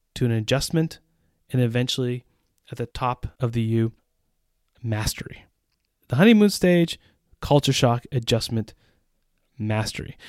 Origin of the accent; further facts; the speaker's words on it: United States; moved away as an adult; now in Central Europe; As an American citizen who has lived in Central Europe for almost 20 years